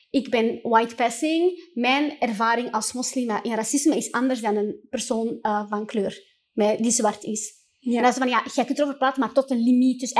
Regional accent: Morocco; dan merkte ik ook gewoon als moslim en als Marokkaanse vrouw

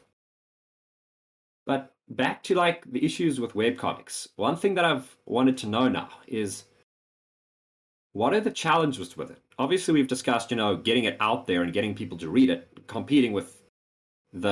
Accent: South Africa; I'm South African

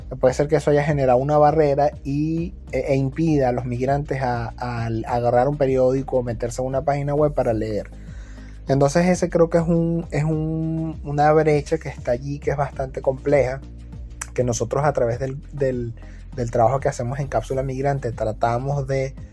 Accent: Venezuela; now in Peru; ella y yo somos migrantes también, venezolanos estamos acá en Perú

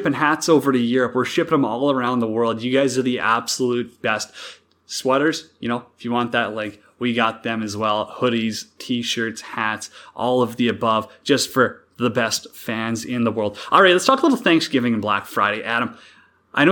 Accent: Saskatchewan, Canada; moved away; also born or lived in Alberta; we're both from Saskatchewan, kind of made the trip a little further out west to Alberta

